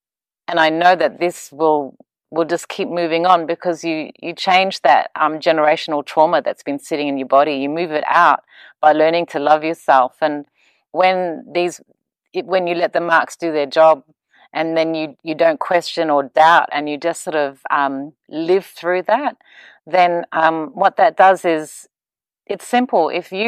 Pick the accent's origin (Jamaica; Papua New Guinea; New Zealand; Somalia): Papua New Guinea; also born or lived in Australia; I'm from Papua New Guinea, Australia, and I'm a mum.